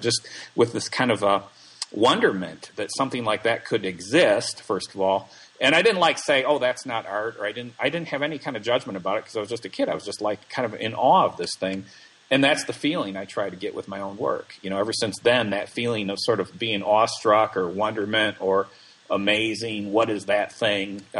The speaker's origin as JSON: {"language": "English", "town": "Plainfield", "region": "Illinois", "country": "United States", "tie": "born or raised there", "also_born_or_lived": "New York City / Madison, Wisconsin", "moved": "as an adult", "said": "I grew up in Illinois near Chicago, a little town called Plainfield"}